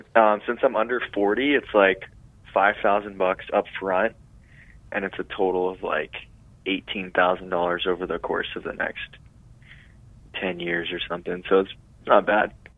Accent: Tulare, California, United States; now in San Luis Obispo, United States; that was my hometown

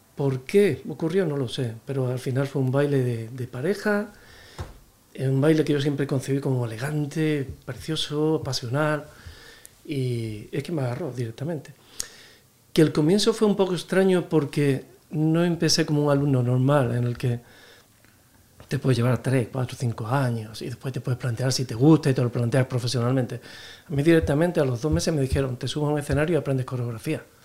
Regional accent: Alcalá de Guadaíra, Andalusia, Spain; moved away as an adult; also born or lived in London; now in Madrid, Spain; se me quedaba pequeño mi pueblo, que era Alcalá de Guadaira, de Sevilla.

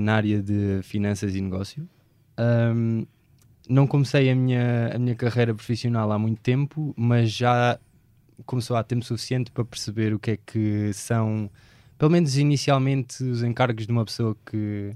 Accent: Beja, Alentejo, Portugal; moved away as an adult; now in Lisbon, Portugal; tenho 25 anos, uh, sou de Beja, já vivo em Lisboa há bastante tempo

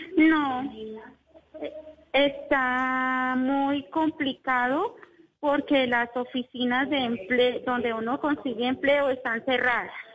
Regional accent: Manizales, Caldas, Colombia; now in Bogotá, Colombia; Yo soy de Manizales

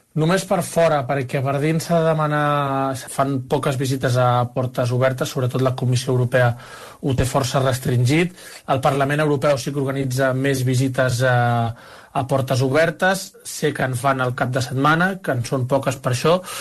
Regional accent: Barcelona, Catalonia, Spain; now in Brussels, Belgium; jo sóc de Barcelona

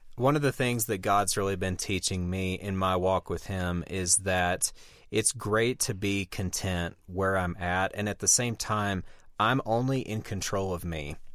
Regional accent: Deep South, United States; moved away; growing up in the Deep South

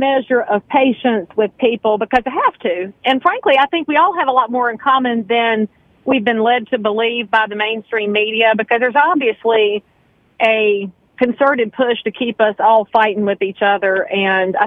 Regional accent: Concord, North Carolina, United States; I am born and raised in Cabarrus County. If anybody knows where Concord Mills Mall is, that's where my family farm used to be

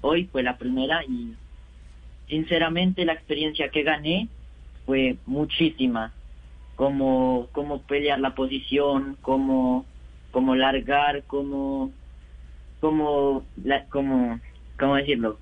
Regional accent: Bogotá, Colombia; nací en Bogotá y vivo en Bogotá con, con mi papá y mi mamá y mi hermana

